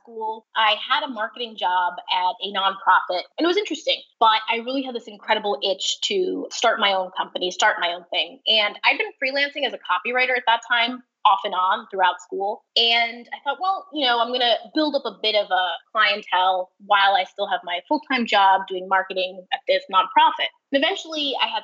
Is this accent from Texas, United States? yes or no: no; New York City, New York, United States; moved away as an adult; also born or lived in Boston, Massachusetts; now in San Francisco, United States; I grew up in the New York City area